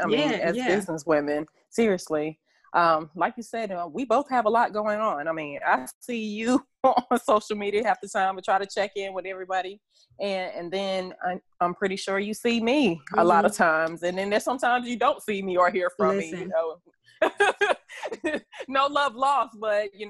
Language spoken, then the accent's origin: English; Fayetteville, North Carolina, United States; I am from Fayetteville, North Carolina